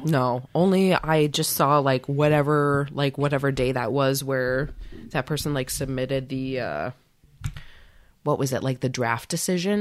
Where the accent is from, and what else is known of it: United States